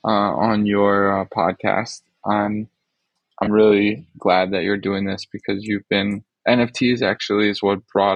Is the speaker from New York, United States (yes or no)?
yes; New York, United States; also born or lived in Jerusalem, Israel; We moved to New York when I was like three. And then, yeah, I grew up in New York.